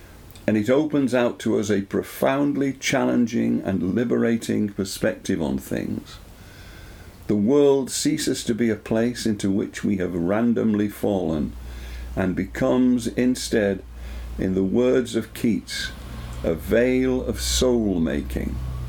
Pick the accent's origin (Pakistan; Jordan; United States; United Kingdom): United Kingdom; Leeds, Yorkshire and the Humber; moved away; also born or lived in Dublin; I was born on the 10th of June 1945 at 3 minutes past 11 Greenwich Mean Time in Leeds